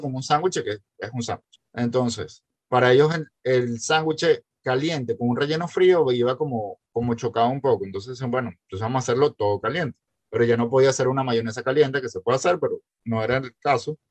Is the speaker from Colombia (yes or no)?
no; Caracas, Capital District, Venezuela; moved away as an adult; also born or lived in Baltimore, United States / Coral Gables, Florida; now in United States; Y entendimos los caraqueños